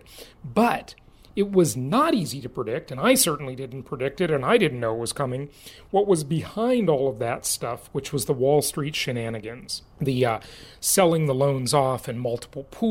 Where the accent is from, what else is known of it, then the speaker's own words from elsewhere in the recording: California, United States; my home state, California